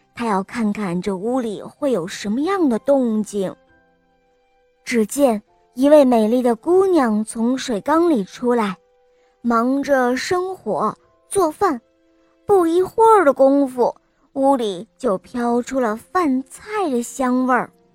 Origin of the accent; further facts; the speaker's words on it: Taiyuan, Shanxi, China; 今年四岁，我来自山西泰阮